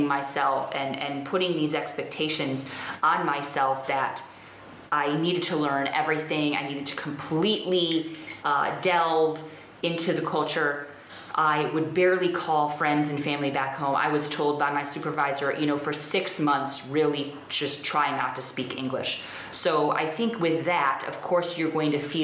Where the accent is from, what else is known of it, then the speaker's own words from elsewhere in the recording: United States; moved away as an adult; now in India; as an American